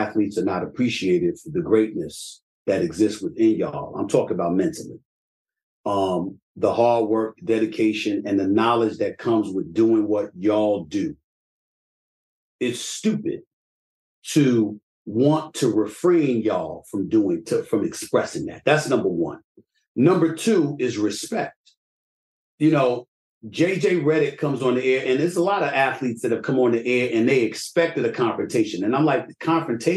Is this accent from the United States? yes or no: yes; New York City, New York, United States; I'm from the streets of New York City